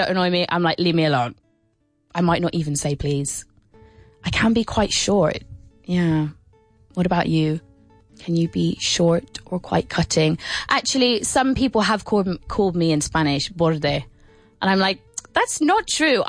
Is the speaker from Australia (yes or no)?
no; England, United Kingdom; I'm English